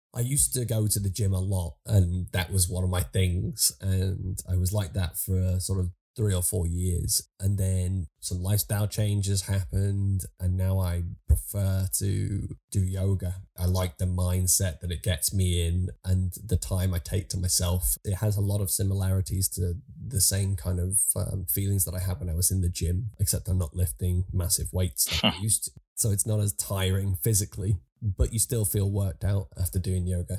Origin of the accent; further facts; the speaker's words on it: Liverpool, North West England, United Kingdom; a lad from from Liverpool